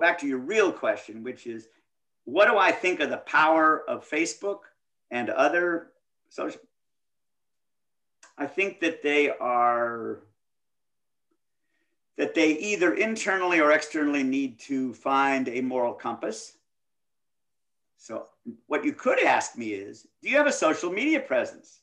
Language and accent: English; Midwest, United States; I grew up in the Midwest.